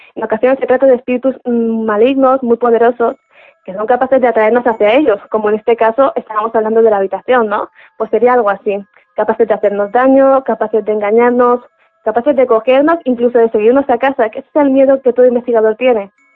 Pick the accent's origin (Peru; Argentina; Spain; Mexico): Spain; Alicante, Valencian Community; yo soy de Alicante